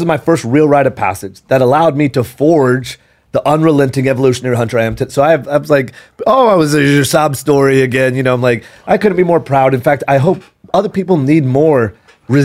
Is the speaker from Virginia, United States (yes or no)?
no; San Antonio, Texas, United States; I grew up in San Antonio